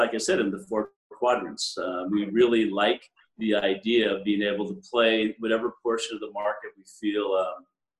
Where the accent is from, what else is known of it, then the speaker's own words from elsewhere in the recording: United States; also born or lived in Europe; I'm an American, but I work at a firm full of Canadians